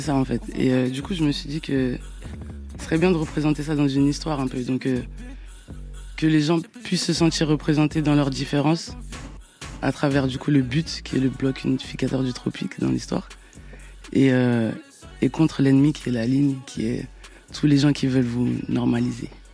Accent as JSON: {"language": "French", "region": "Abidjan", "country": "Côte d’Ivoire", "said": "je viens de Yopougon. Ma mère, elle vient de Yopougon."}